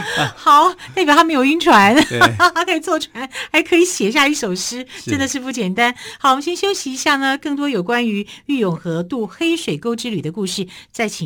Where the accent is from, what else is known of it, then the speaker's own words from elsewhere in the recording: Taiwan; 我们作为台湾人